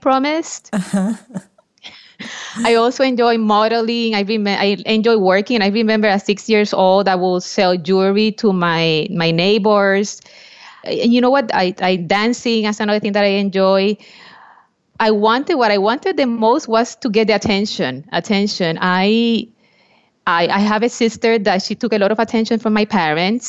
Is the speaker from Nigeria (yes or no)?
no; Puerto Rico; I was born in Puerto Rico